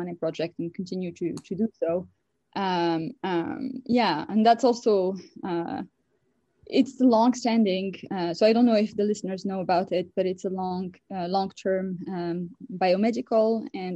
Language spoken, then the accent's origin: English; Casablanca, Casablanca-Settat, Morocco; moved away as an adult; also born or lived in France; now in United States; I was born and raised in Morocco, a country in Northwest Africa